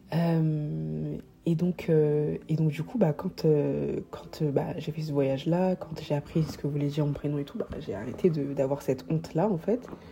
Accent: Paris, Île-de-France, France; also born or lived in Savoie / Comoros (ancestry, Grande Comore); en ce qui concerne Paris, étant donné que j'y suis depuis petite

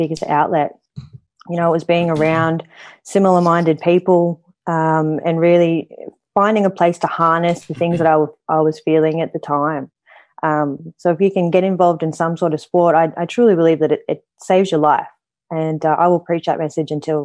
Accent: Goulburn, New South Wales, Australia; I grew up in Goulburn. Halfway between here and Canberra.

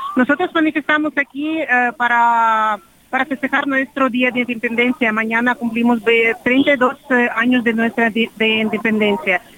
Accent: Kyiv Oblast, Ukraine; Spanish is a second language; now in Mexico; soy de Ucrania, de región de Kiev

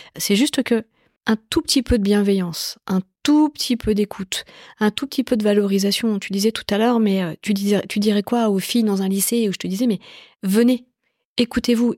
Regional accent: Évry, Île-de-France, France; J'ai grandi dans la banlieue sud de Paris. J'ai grandi dans une cité qui s'appelle les Pyramides à Évry

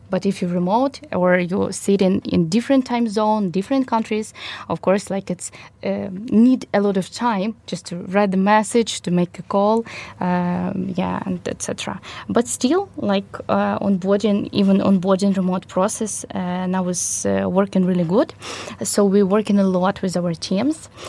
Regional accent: Kyiv, Ukraine; I was born in Ukraine, in Kyiv, and continue to live here in Ukraine

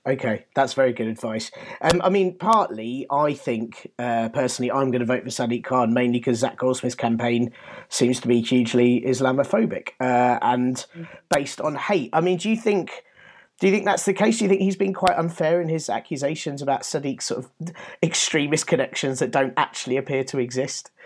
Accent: London, United Kingdom; I'm I'm a Londoner. I'm a, a second generation Londoner.

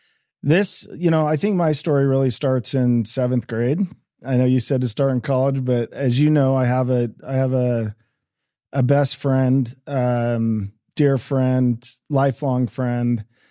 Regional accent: Eagle, Idaho, United States; We grew up in, I grew up in Eagle, Idaho, just outside of Boise.

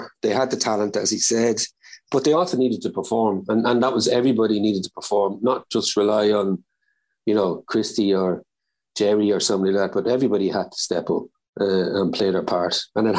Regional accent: Slane, Leinster, Ireland; also born or lived in Simonstown; originally I'm from Slane, which was McCullough's, I don't know, 10 miles, 7 or 8 miles down the road.

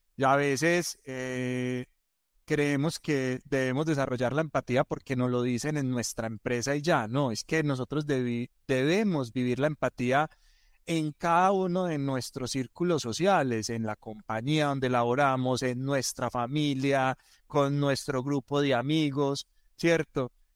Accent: Antioquia, Colombia; nosotros en Colombia y como buenos paisas le damos más vueltas a las cosas, somos más culebreros

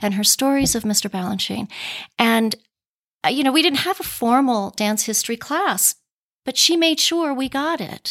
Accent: Pueblo, Colorado, United States; also born or lived in New York City; now in Boston, United States; Well, I am a native of Colorado. I grew up in Pueblo

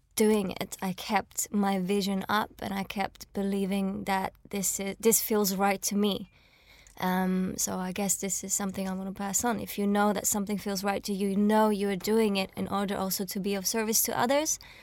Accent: Switzerland; now in London, United Kingdom; I was born and raised in Switzerland and, like, came to London

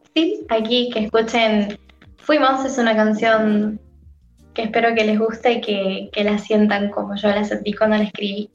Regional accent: San Luis, Argentina; soy de San Luis, la ciudad de San Luis, de Argentina

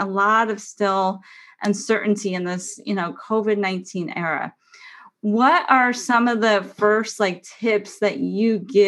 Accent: San Diego, California, United States; moved away as an adult; now in Oregon, United States; leaving my hometown, my home state of San Diego, California, and moving to Oregon 2 years ago

